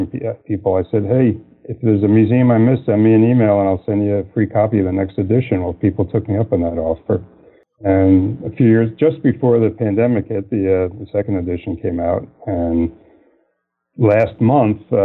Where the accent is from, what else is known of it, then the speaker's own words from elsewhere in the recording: New York City, New York, United States; moved away; also born or lived in Philadelphia; I grew up in New York